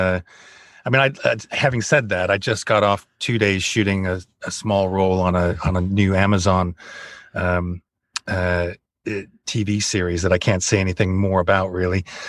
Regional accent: United States; moved away as an adult; now in Bournemouth, United Kingdom; I'm American

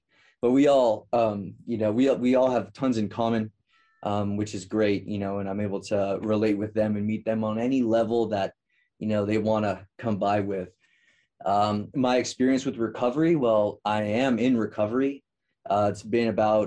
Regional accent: Merced, California, United States; I'm from Merced, California, which is right between Fresno and Modesto.

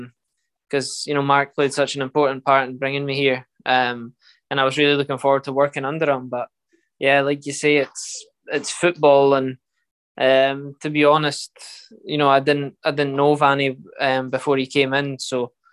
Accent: Scotland, United Kingdom

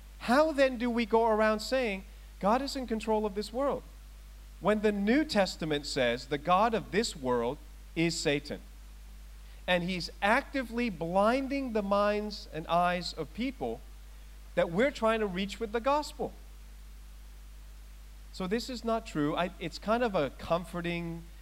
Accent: Thailand; moved away; I was born in Thailand. I was born in one of the strongest practicing Buddhist countries in the world

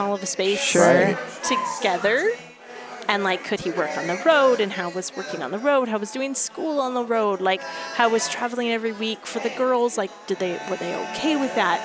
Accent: Seattle, Washington, United States; moved away; I'm from Seattle. Okay. Born and raised. Both my husband and I were born and raised in the Seattle area

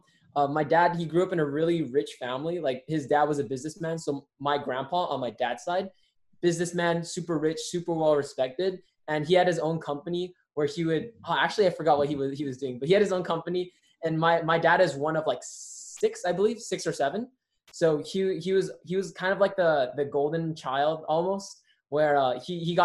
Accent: Rosemead, California, United States; now in El Monte, United States; I'm in El Monte, California right now, but I grew up in Rosemead, California

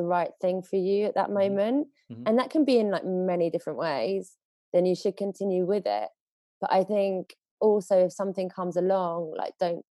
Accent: England, United Kingdom; moved away as an adult; also born or lived in Spain; as an English person

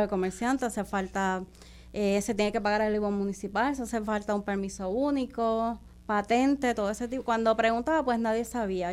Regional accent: Caguas, Puerto Rico; soy de Pueblo de Caguas

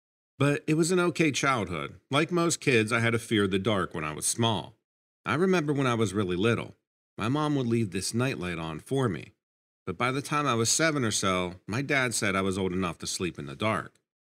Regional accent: Ashland, Nebraska, United States; I grew up in Ashland, Nebraska, which is a small town about a half hour from Omaha. I was an only child.

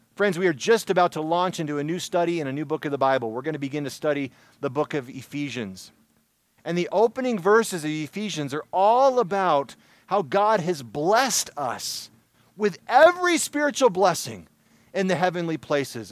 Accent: Michigan, United States; Growing up in Michigan

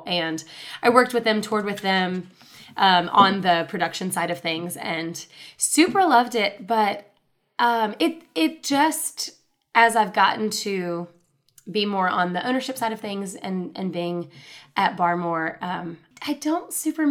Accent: Chattanooga, Tennessee, United States; I'm from Chattanooga. I'm born and raised in Chattanooga

